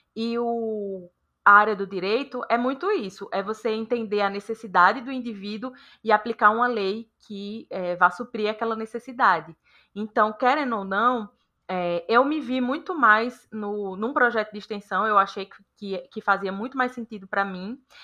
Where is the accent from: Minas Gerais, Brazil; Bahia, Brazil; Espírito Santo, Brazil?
Bahia, Brazil; Juazeiro; now in São Paulo, Brazil; Eu sou natural de Juazeiro